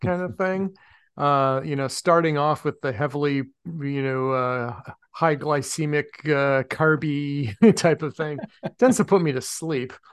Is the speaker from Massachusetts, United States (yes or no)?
yes; Medford, Massachusetts, United States; also born or lived in Somerville, Massachusetts; my hometown in Medford